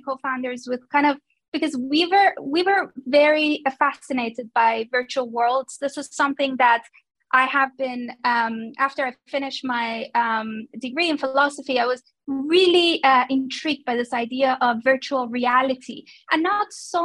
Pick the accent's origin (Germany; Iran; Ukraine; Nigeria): Iran; Tehran, Tehran Province; moved away as an adult; also born or lived in London; I am originally Persian. So I was born and raised in Tehran, Iran, before I moved to London in 2009.